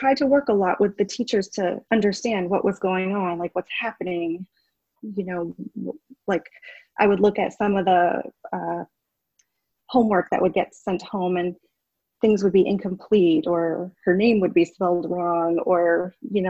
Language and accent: English; Essex, Vermont, United States; I am from Essex Town, which is part of Chittenden County